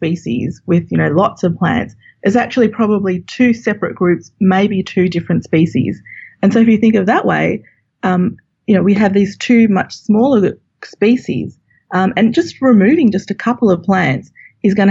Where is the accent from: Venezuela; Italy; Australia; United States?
Australia; moved away; as you can tell from my accent, I'm from Australia